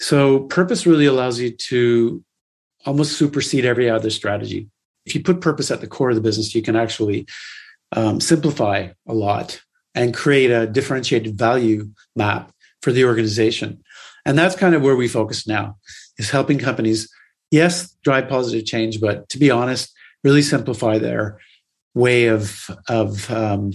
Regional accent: Canada; growing up in Canada

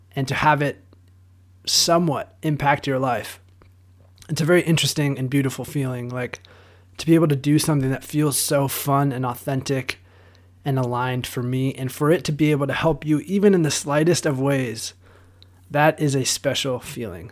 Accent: Southern California, United States; born and raised in Southern California

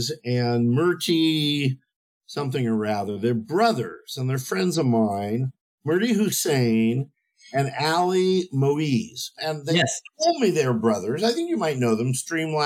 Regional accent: Los Angeles, California, United States; I was born and raised in Pacific Palisades, Los Angeles, California

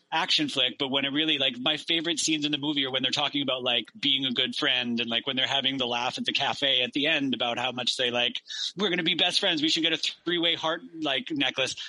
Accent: Victoria, British Columbia, Canada; I grew up in Victoria

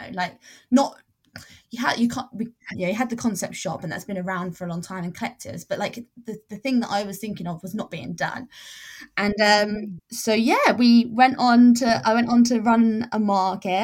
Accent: England, United Kingdom; also born or lived in Spain; when I moved back to England, I realized there was nothing really like that, and it really lacked, but I went back to my hometown

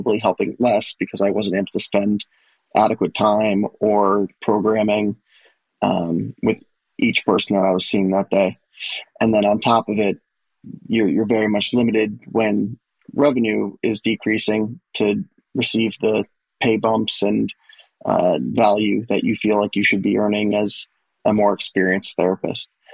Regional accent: New York City, New York, United States; moved away as an adult; also born or lived in Delaware; now in Nashville, United States; I'm originally from the New York City area

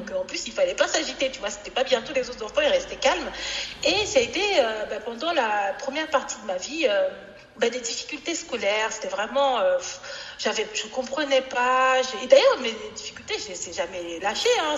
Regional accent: Normandy, France; also born or lived in Cameroon; je suis arrivée en France, j'avais 8 ans

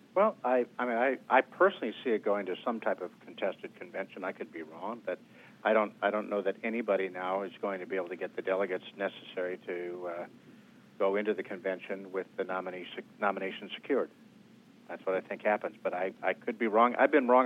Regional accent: Wisconsin, United States; My home state of Wisconsin

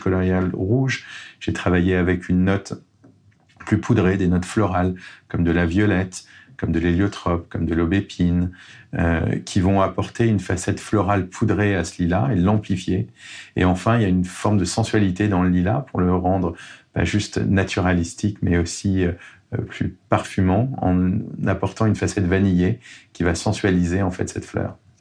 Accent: Grasse, Provence-Alpes-Côte d'Azur, France; also born or lived in Tourrettes, Var; J'ai grandi à Grasse

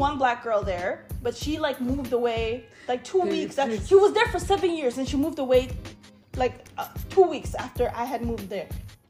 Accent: Toronto, Ontario, Canada; moved away as an adult; also born or lived in Flin Flon, Manitoba; now in Winnipeg, Canada; born and raised in Toronto, Ontario, and I spent all my life there until I finished my bachelor's degree

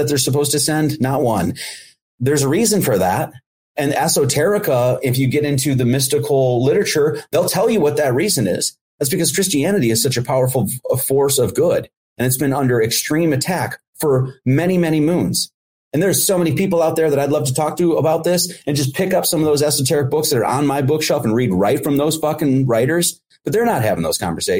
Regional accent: Midwest, United States; I grew up in the Midwest

